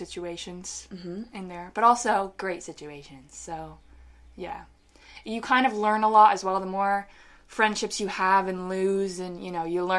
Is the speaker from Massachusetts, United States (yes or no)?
yes; Manchester-by-the-Sea, Massachusetts, United States; moved away; also born or lived in Salem, Massachusetts; So I was born in Salem, Massachusetts. And we relocated when I was a tiny baby to Manchester-by-the-Sea, Massachusetts. And that is where I grew up for like most of my...